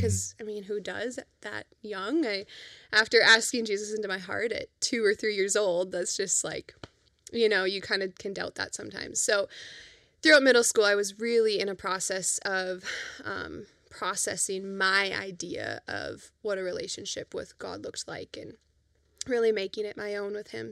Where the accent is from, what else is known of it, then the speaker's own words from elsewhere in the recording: Fargo, North Dakota, United States; also born or lived in Grand Forks; we grew up in Fargo for the most part